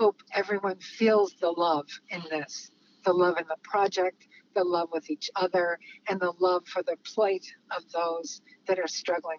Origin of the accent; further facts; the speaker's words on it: Chicago, Illinois, United States; moved away; also born or lived in California; I spent a good bit of my life down in California. And what I witnessed after growing up in Chicago was so different.